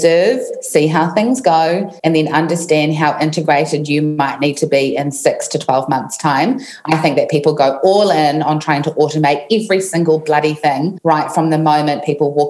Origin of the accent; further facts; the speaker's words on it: New Zealand; I was in New Zealand, in my hometown. Where I am right now.